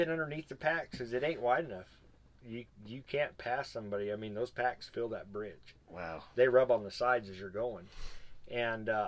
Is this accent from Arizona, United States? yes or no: yes; Arizona, United States; I'm from Arizona we don't have water.